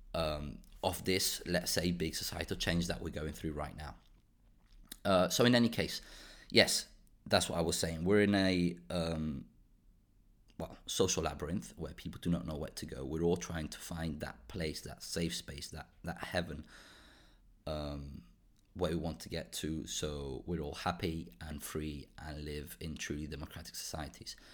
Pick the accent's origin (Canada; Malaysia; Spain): Spain; also born or lived in Portugal / Belgium / United Kingdom; now in Brussels, Belgium; I grew up in Spain, I moved to Portugal, and I've been now in Belgium for around ten years